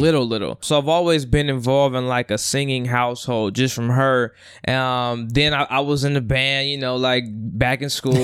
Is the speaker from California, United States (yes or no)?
yes; Union City, California, United States; also born or lived in Oakland / Los Angeles; Born and raised in the Bay. Uh, born and raised in Union City